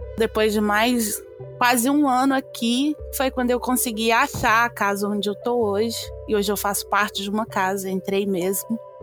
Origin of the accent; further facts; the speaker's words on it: Minas Gerais, Brazil; now in United Kingdom; Eu sou de Minas